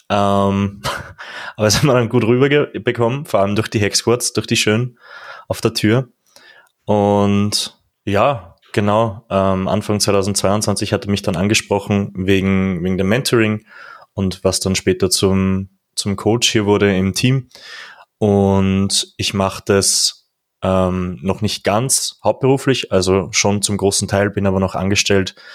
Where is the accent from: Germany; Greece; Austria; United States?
Austria; Upper Austria; Also ich komme, wie du sagtest, aus Oberösterreich natürlich.